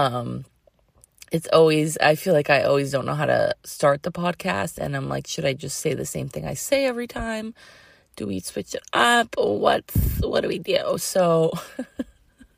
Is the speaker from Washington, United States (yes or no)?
no; Massachusetts, United States; now in Sebastopol, United States; I grew up in Massachusetts